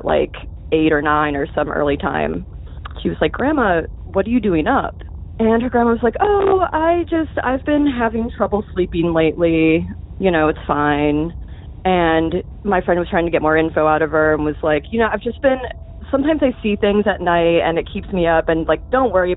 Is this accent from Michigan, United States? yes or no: no; Boca Raton, Florida, United States; moved away as an adult; now in Massachusetts, United States; I grew up in South Florida, Boca Raton